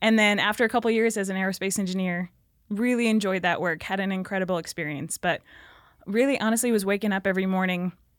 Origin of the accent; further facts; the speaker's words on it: Minnesota, United States; So Northern Minnesota.